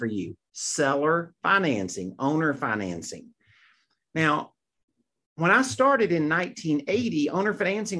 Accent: Mississippi, United States; I grew up in Mississippi

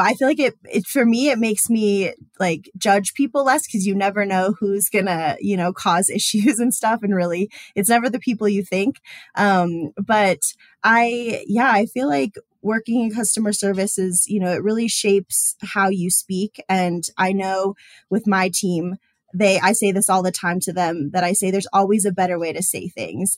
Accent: Denver area, Colorado, United States; moved away as an adult; also born or lived in San Francisco; stay in my hometown

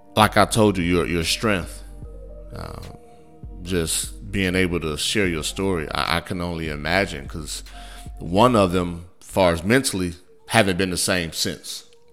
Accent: Midwest, United States; now in Texas, United States; growing up in the Midwest

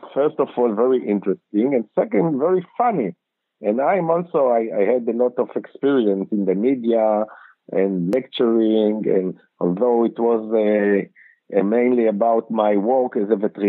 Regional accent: Ramat Gan, Tel Aviv District, Israel; I'm in Israel, actually, in Tel Aviv. I was born in Tel Aviv. My parents divorced when I was 1 year, and I lived then later in Ramat Gan

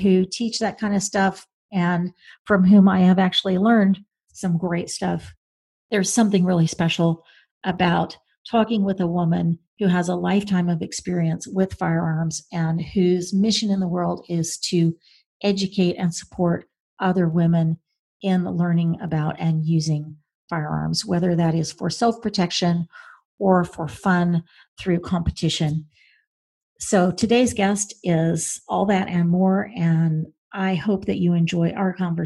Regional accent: Oklahoma, United States; I grew up in Oklahoma

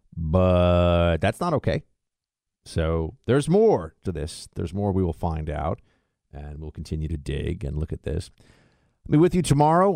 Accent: New York, United States; also born or lived in Florida; I'm gonna be up in New York, though, my hometown

